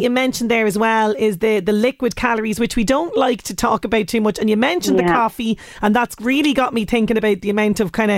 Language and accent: English; Ireland; as Irish people